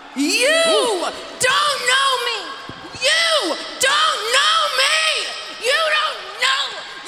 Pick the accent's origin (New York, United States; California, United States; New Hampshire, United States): New York, United States; Albany; born or raised there; also born or lived in Moldova